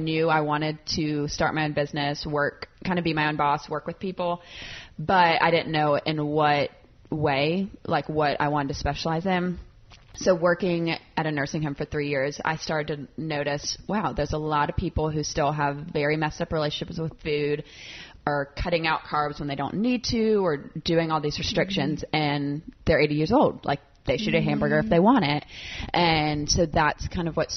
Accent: South Carolina, United States; moved away as an adult; now in Nashville, United States; I grew up in South Carolina, moved to Nashville

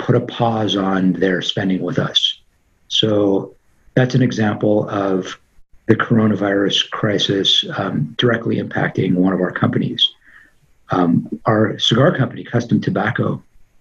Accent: Los Angeles, California, United States; being born and raised in Tarzana, California

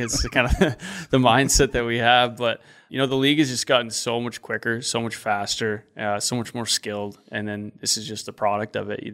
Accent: Regina, Saskatchewan, Canada; the Pats, my hometown, my home team.

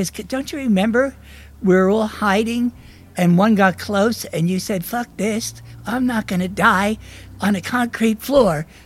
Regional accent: New Jersey, United States; accent: New Jersey; moved away as an adult; Big accent, New Jersey yeah. accent. I still have it, but it was stronger.

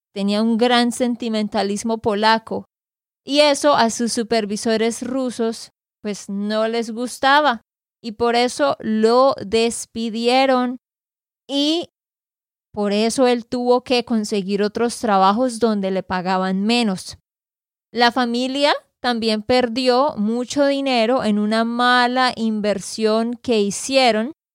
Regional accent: Santander, Colombia; de Santander, Colombia.

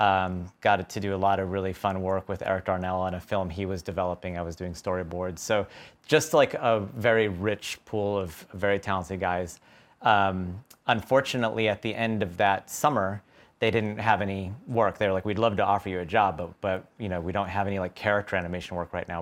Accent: Tucson, Arizona, United States; moved away; I grew up in Tucson, Arizona

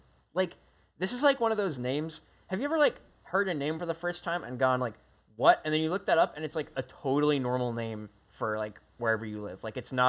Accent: New Jersey, United States; I grew up in New Jersey

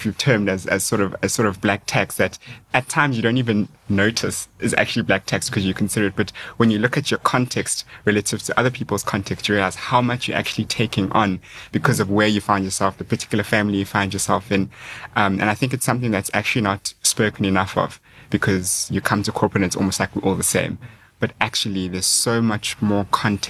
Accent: South Africa; as a South African

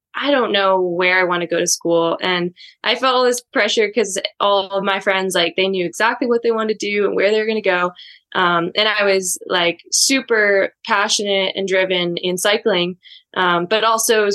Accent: Inverness, California, United States; I actually grew up in a really small town in Northern California

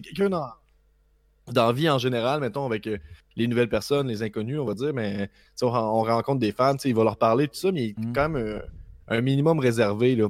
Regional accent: Quebec, Canada; jamais je vais dire que je suis Canadien avant de dire que je suis Québécois.

